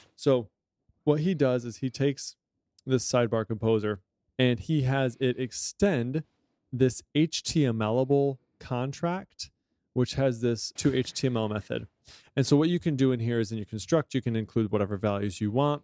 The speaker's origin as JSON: {"language": "English", "country": "United States", "said": "I'm an American and I am not multilingual"}